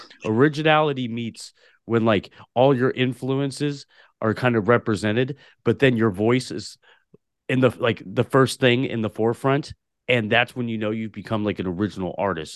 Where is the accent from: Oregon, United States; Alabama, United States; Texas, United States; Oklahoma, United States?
Oregon, United States; Portland; also born or lived in Tulare, California; when I was three years old, moved to Portland, Oregon, and grew up in the city of Portland, Oregon my entire life